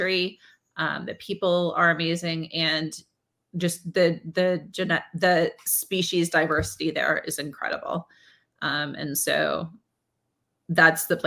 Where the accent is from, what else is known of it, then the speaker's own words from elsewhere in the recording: near Pittsburgh, Pennsylvania, United States; I grew up near Pittsburgh